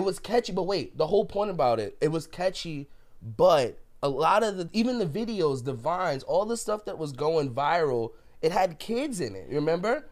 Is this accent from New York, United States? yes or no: yes; New York City, New York, United States; growing up in the Bronx